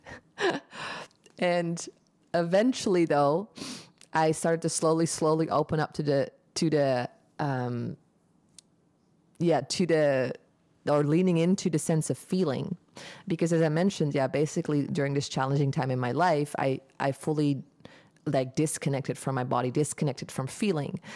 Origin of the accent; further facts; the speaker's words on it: Eindhoven, North Brabant, Netherlands; moved away as an adult; also born or lived in United States; now in Bali, Indonesia; I'm from Eindhoven, the Netherlands. Um, in Brabander here